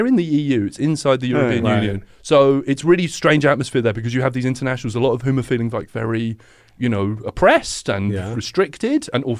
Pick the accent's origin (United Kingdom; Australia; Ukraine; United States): United Kingdom; England; And I'm like, "Yeah, I come from England."